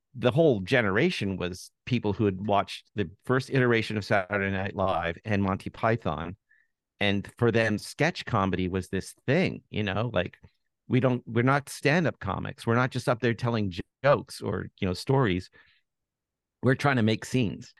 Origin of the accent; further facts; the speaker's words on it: Toronto, Ontario, Canada; I am from Toronto and I grew up in Toronto